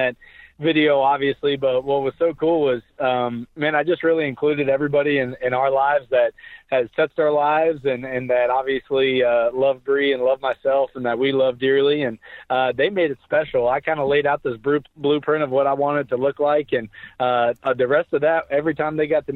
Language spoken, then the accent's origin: English; Tulsa, Oklahoma, United States; I was born and raised in Tulsa, Oklahoma